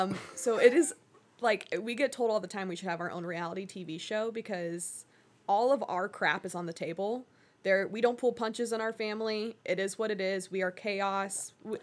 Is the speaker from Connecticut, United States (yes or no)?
yes; Connecticut, United States; also born or lived in Georgia; even like growing up in Connecticut and Georgia, my family, we weren't super, like, we weren't watching the NFL every Sunday.